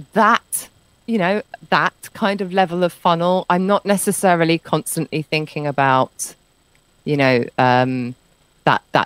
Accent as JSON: {"language": "English", "country": "United Kingdom", "moved": "as an adult", "said": "I'm British"}